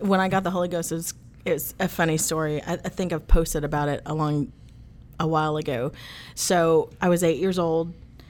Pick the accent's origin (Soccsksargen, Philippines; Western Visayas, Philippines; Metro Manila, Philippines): Metro Manila, Philippines; Manila; born there; So I was born in Manila, Philippines.